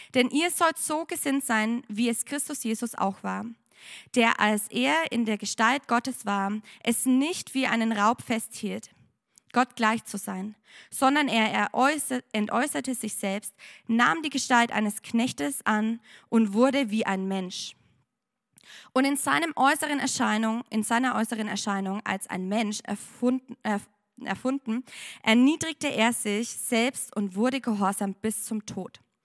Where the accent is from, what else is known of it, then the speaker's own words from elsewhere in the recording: Germany; moved away as an adult; now in Penang, Malaysia; ich bin eigentlich aus Deutschland.